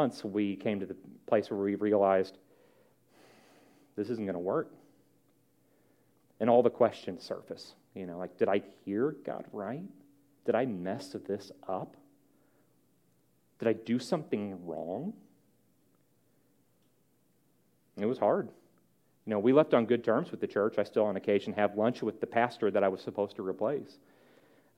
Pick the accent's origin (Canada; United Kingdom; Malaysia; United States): United States; St. Louis, Missouri; now in Bluffton, United States; I'm from St. Louis